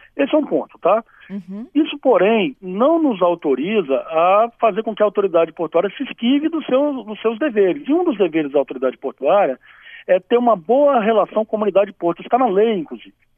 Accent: Espírito Santo, Brazil; Eu sou capixaba, né? Eu tenho muito orgulho é, de ser capixaba

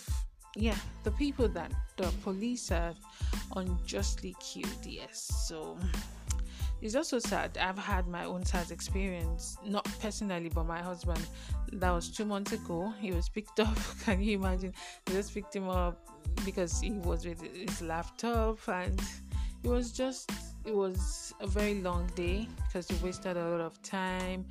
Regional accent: Nigeria; Growing up in Nigeria

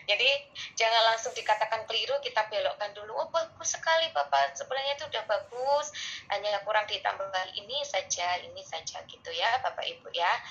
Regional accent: East Java, Indonesia; Misalnya kayak saya orang Jawa Timur tuh, ya udah kita ngomongnya nggak usah bahasa Indonesia.

